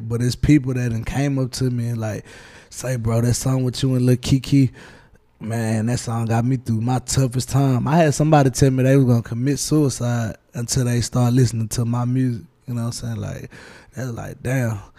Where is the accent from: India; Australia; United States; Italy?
United States; Houston, Texas; I'm from Houston, Texas